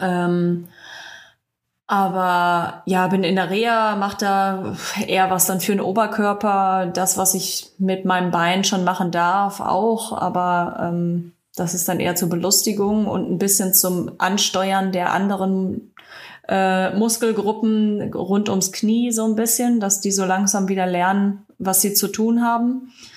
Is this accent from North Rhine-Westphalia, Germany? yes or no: yes; the Ruhr, North Rhine-Westphalia, Germany; komme aus dem Pott, also da habe ich nicht so viele Möglichkeiten